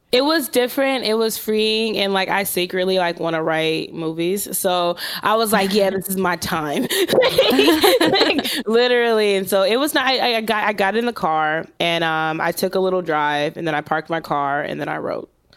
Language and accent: English; Los Angeles, California, United States; I'm from South Central L